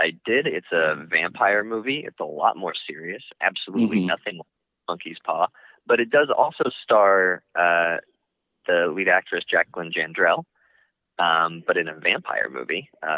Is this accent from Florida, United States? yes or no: yes; Florida, United States; I grew up in Florida